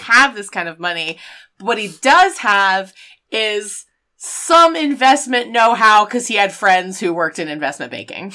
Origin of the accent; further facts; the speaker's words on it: the South, United States; we're both from the South